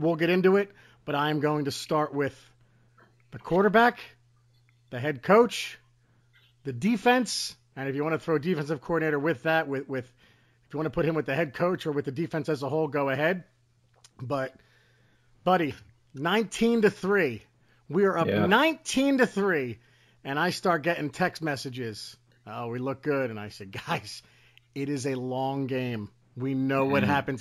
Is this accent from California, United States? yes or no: no; Trenton, New Jersey, United States; I grew up in Trenton.